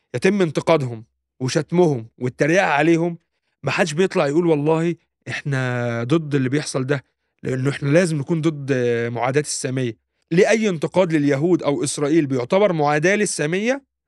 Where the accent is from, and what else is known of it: Egypt; now in Germany